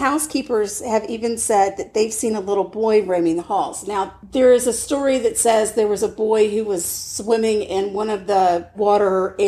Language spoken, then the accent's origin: English; the South, United States; we're from the South